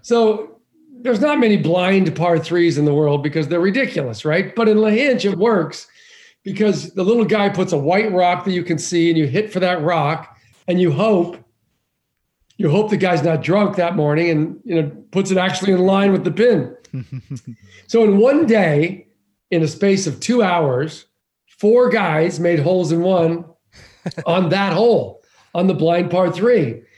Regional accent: Boulder, Colorado, United States; We grew up in Boulder, Colorado.

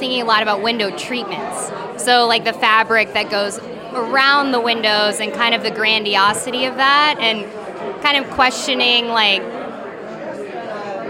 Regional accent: Corpus Christi, Texas, United States; now in Brooklyn, United States; I'm originally from Corpus Christi, Texas, but I live in Brooklyn now.

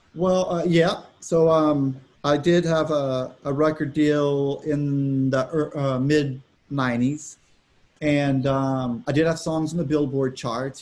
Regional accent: Austin, Texas, United States; I grew up in Texas. I grew up in Austin, uh, great city

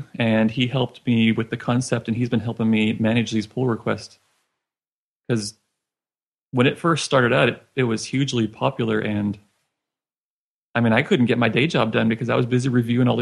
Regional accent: Richardson, Texas, United States; I'm from Richardson, Texas, and just north of Dallas area.

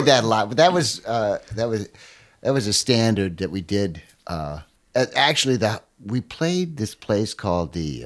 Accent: Watertown, United States; back in my hometown, you know, up in the Watertown area

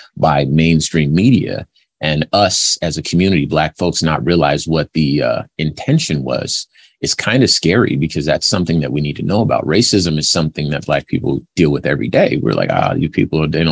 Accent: Los Angeles, California, United States; I'm from Los Angeles. This is where I was born, so I remember it when I was younger

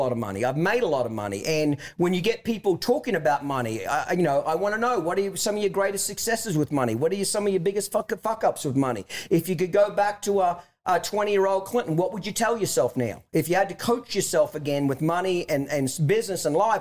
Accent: Australia; moved away as an adult; now in United States; I'm from Australia originally, moved here in 1997

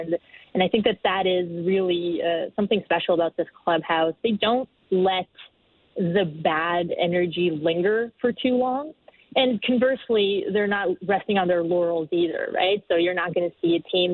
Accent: Brazil; moved away as an adult; now in Toronto, Canada; I come from Brazil. I've been in Toronto for 4 years now.

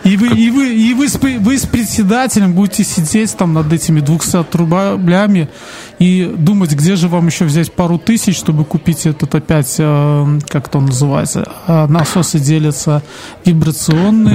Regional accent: Belarus

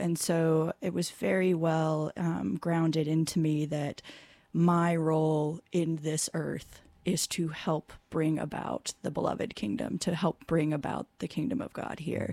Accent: California, United States; I grew up in California, uh, Southern California and then Northern California

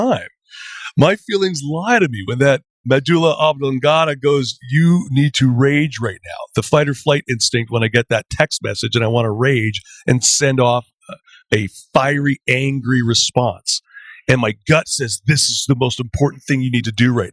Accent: Canada

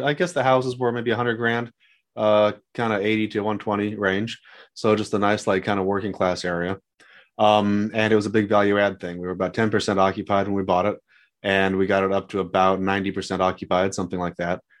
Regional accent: San Diego, California, United States; moved away as an adult; now in Dallas, United States; growing up in San Diego

